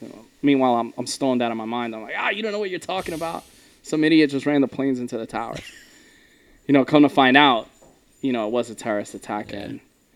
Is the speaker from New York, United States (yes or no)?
yes; New York City, New York, United States; I was born and raised in Queens